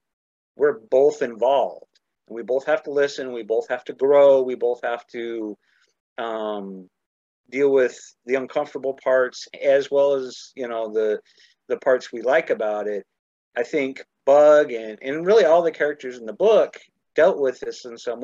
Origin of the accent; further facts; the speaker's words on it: Idaho, United States; growing up in Idaho